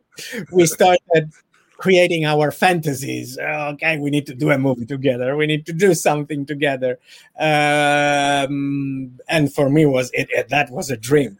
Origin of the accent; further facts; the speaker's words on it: Turin, Piedmont, Italy; English is a second language; moved away as an adult; now in Los Angeles, United States; my hometown in Italy, from Turin